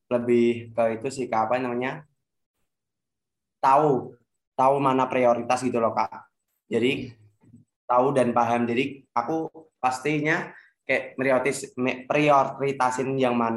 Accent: Demak, Central Java, Indonesia; Aku dari Demak, Kak.

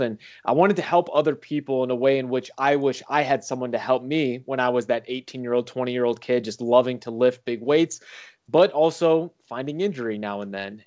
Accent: St. Louis, Missouri, United States; I grew up in Saint Louis, so Eureka High School

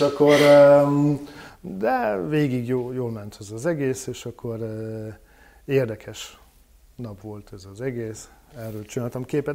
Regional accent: France; Hungarian is a second language; moved away as an adult; now in Hungary; a bevándorlás helyzet Franciaországban és Nyugat-Európában általában elég durva lett, és akkor mondjuk egy vegyes társadalomban nőttem fel

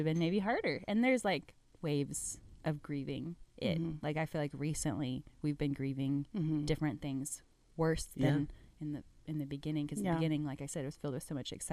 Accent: College Station, Texas, United States; moved away as an adult; also born or lived in Dallas, Texas; My family moved to College Bryan, College Station

